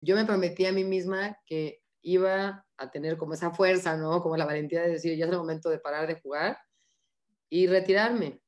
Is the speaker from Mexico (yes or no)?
yes; Mexico; como somos los mexicanos